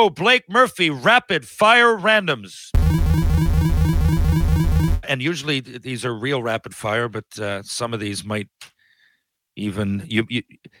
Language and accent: English; Canada; just as a Canadian fan, just as a basketball fan